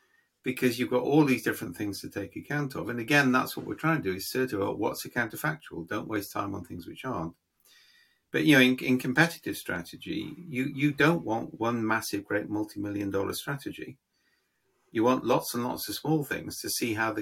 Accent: United Kingdom; I'm being British.

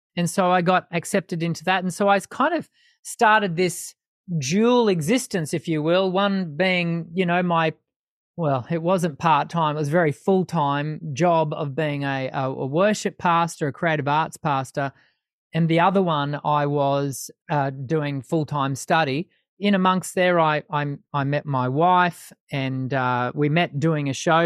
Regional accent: Sydney, New South Wales, Australia; moved away as an adult; now in Brisbane, Australia; I was born in Sydney, but have spent mo-, the majority of my adult life here in Brisbane in Queensland.

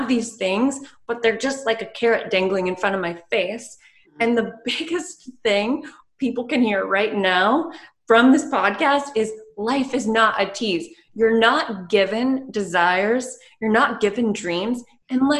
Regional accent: the Bible Belt, United States; I was from the Bible Belt

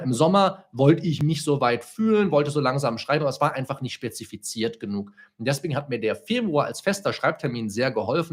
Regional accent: Solingen, North Rhine-Westphalia, Germany; moved away as an adult; now in Bonn, Germany; ich vorher noch in Solingen gelebt, in meiner Heimatstadt

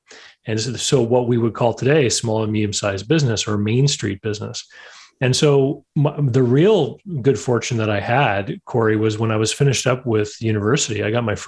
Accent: Canada; growing up in Canada, that meant, getting into snow removal, of course

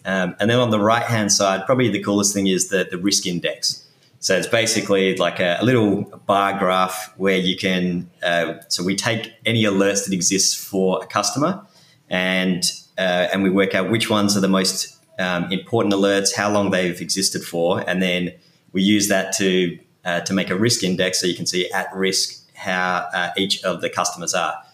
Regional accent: Perth, Western Australia, Australia; accent: Australian; moved away as an adult; now in New York City, United States; I'm originally from Perth in Western Australia.

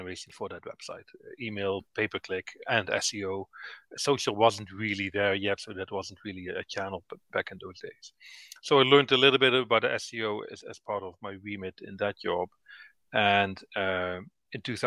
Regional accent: Netherlands; moved away as an adult; now in Northern Ireland, United Kingdom; I moved from the Netherlands, where I'm originally from, to Northern Ireland in 2009.

